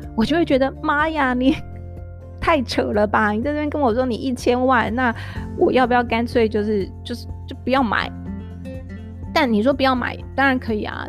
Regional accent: central-southern Taiwan, Taiwan; now in Taipei, Taiwan; 我自己跟我老公，我们都是中南部长大，我们从小就也是住在透天的房子。但后来我们搬到台北了

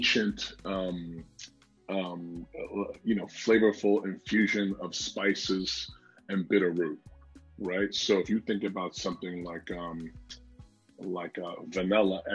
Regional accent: New York, United States; I'm from New York

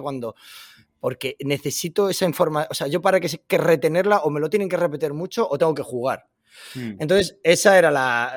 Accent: Madrid, Community of Madrid, Spain; moved away as an adult; now in Washington, United States; llevo aquí viviendo en Washington ya tres años y medio y yo soy de Madrid

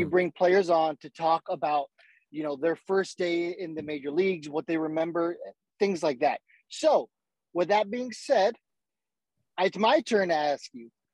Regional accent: San Diego, California, United States; growing up in San Diego, uh, you know, my dad's a big Padres fan

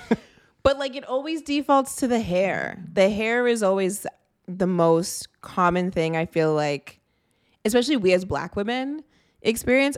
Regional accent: Toronto, Ontario, Canada; I grew up in the G T

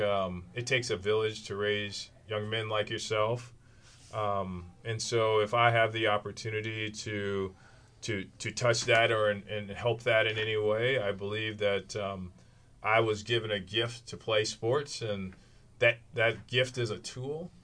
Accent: Kankakee, Illinois, United States; I'm from Kankakee, Illinois

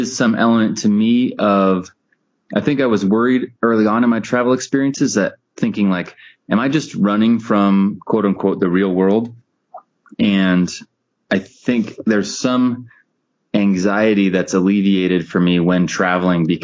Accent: Seattle, Washington, United States; we're from Seattle

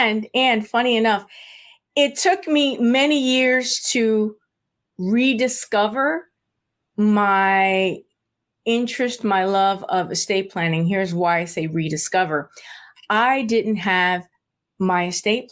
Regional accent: South Florida, United States; moved away as an adult; also born or lived in San Juan, Puerto Rico; now in Maryland, United States; I was raised in South Florida

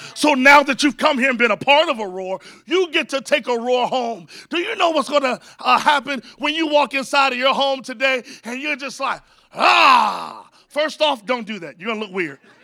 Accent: Virginia, United States; now in San Antonio, United States; I grew up in Virginia

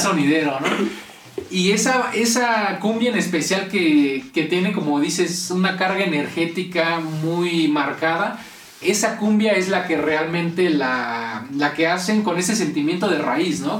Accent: Mexico; aquí en México, que es como lo irónico, ¿no? Que somos mexicanos orgullosos de nuestras raíces

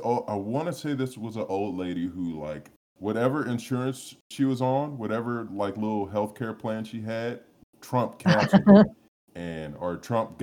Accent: United States; as an American

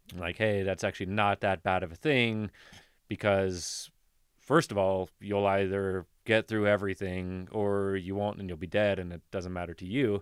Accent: Kentucky, United States; moved away as an adult; now in Colorado, United States; where we grew up in Kentucky

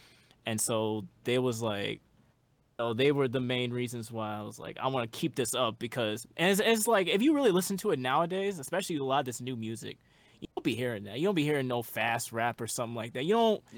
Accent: Houston, Texas, United States; We're both from Houston, Texas.

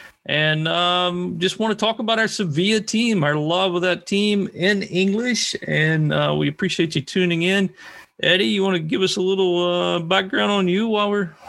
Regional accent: Washington, District of Columbia, United States; I'm from the Washington, D.C. area of the United States.

